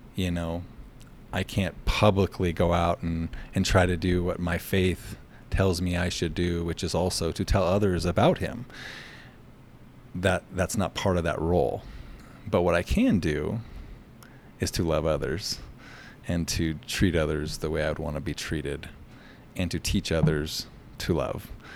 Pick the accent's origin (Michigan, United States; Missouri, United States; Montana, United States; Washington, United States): Montana, United States; Glendive; also born or lived in Nevada / Miles City, Montana; moved back to the, my hometown, Glendive, and then became the superintendent in Glendive